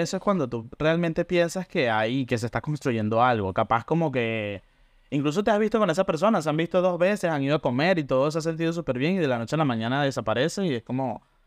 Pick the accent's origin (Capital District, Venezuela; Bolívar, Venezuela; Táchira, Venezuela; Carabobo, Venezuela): Capital District, Venezuela; Caracas; now in Buenos Aires, Argentina; vivo acá en Buenos Aires, Argentina y soy originalmente de Caracas.